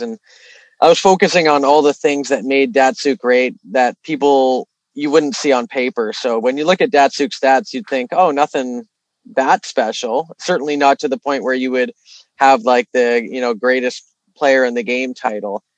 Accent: Toronto, Ontario, Canada; also born or lived in Vancouver; being from here, I knew the lay of the land pretty well.

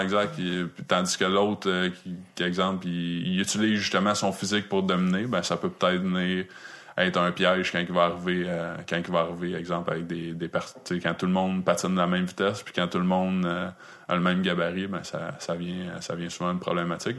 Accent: Quebec, Canada; je venais du Québec

